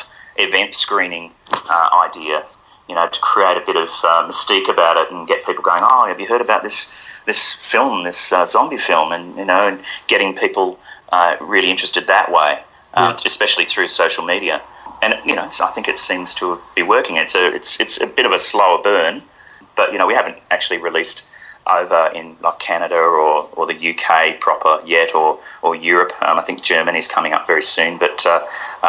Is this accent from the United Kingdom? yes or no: no; Australia